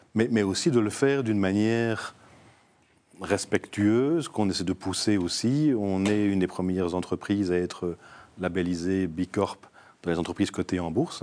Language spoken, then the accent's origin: French; Namur, Wallonia, Belgium; je suis namurois d'origine.